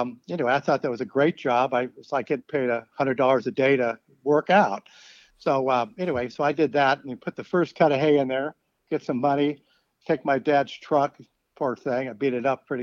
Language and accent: English; Sunnyvale, California, United States; moved away; I grew up there in Sunnyvale, California, right in the middle of Silicon Valley